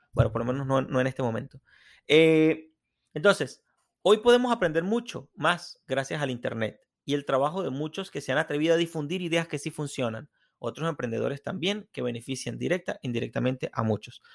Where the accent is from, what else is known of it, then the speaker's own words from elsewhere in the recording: Venezuela; moved away; quienes venimos de Venezuela